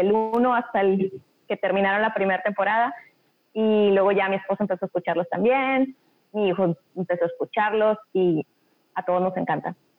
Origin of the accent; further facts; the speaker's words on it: Monterrey, Nuevo León, Mexico; moved away as an adult; now in Australia; yo soy de Monterrey también, pero tengo casi nueve años que vivo en Australia con mi esposo y mis hijos